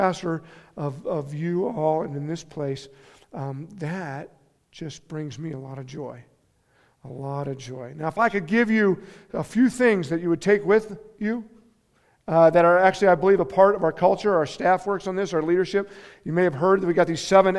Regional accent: Steamboat Springs, Colorado, United States; now in Carbondale, United States; going to this church in my hometown up in Steamboat

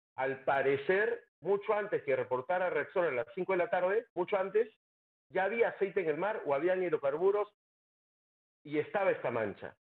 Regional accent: Peru; como peruano

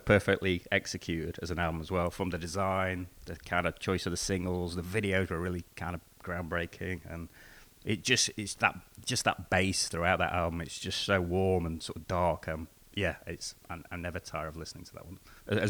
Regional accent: England, United Kingdom; Yeah, as a sort of kid growing up in England

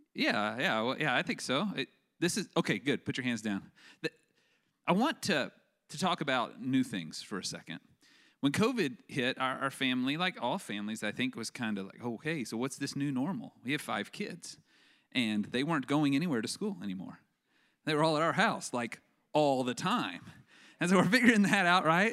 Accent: West Texas, United States; I grew up in West Texas, where they grow cotton like crazy

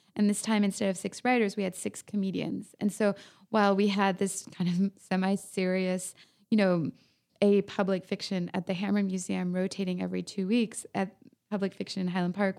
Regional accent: France; now in Los Angeles, United States; I'm from France

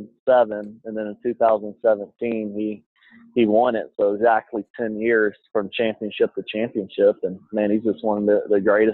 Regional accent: Shreveport, Louisiana, United States; now in Jackson, United States; I grew up in Shreveport

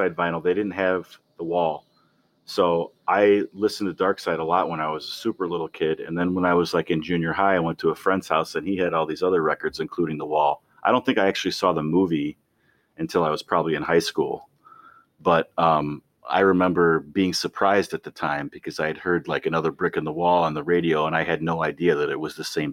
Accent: Arlington Heights, Illinois, United States; also born or lived in Springfield, Illinois; I grew up in Arlington Heights

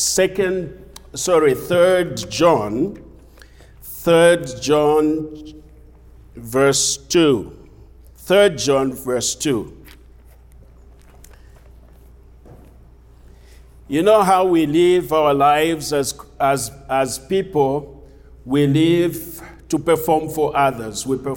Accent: Zambia; moved away; I'm from Zambia, originally from Zambia.

